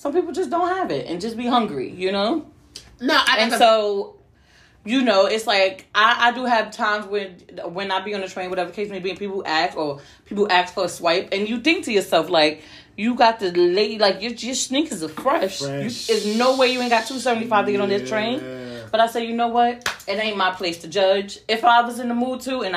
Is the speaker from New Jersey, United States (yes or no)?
yes; New Jersey, United States; I'm from Jersey